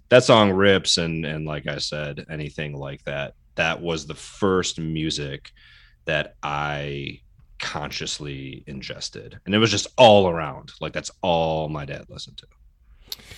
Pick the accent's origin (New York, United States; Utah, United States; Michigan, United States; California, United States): Michigan, United States; Detroit; as a Detroiter, suburban Detroiter, born, you know, born and raised, I grew up on Motown